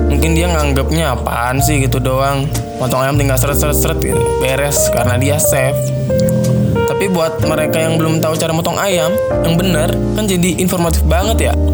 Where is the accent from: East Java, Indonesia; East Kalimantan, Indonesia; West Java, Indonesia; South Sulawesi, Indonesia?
West Java, Indonesia; Awalnya karena gue orang Sunda aslinya